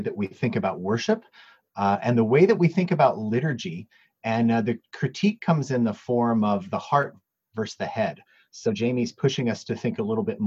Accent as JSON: {"language": "English", "country": "United States", "moved": "yes", "lives_now": "Edmonton, Canada", "said": "I'm from the States originally"}